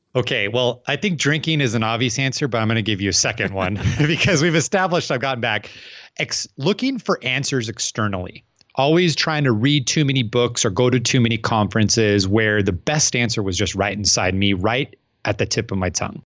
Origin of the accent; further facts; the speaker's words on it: Phoenix, Arizona, United States; I'm from Phoenix, Arizona